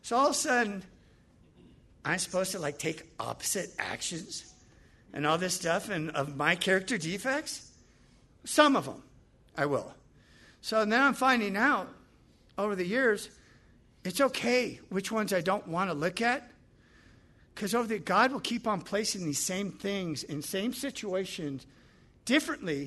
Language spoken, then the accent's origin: English; Los Angeles, California, United States; Growing up in the Palisades